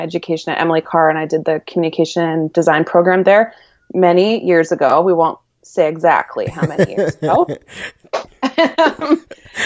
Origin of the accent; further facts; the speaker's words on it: Vancouver, British Columbia, Canada; I'm from Vancouver, BC, born and raised